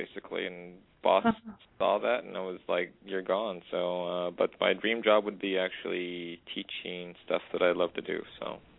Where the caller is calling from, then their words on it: Edmonton, Alberta, Canada; I'm calling from Edmonton, Canada.